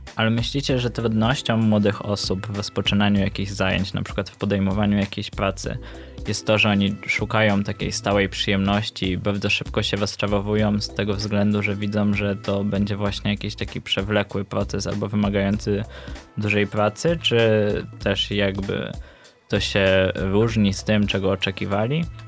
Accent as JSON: {"language": "Polish", "town": "Luboń", "region": "Greater Poland", "country": "Poland", "said": "z Lubonia, synem Mamana."}